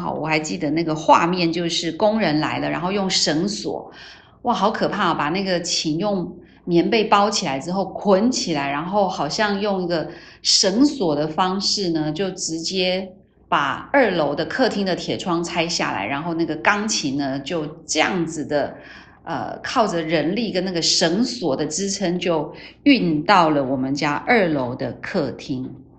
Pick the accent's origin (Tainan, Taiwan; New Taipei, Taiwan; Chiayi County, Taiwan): Tainan, Taiwan; 我出生在台南，我是一个道道地地的台南人